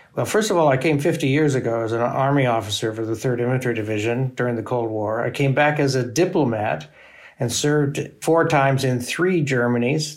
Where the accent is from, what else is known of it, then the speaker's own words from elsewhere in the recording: United States; As an American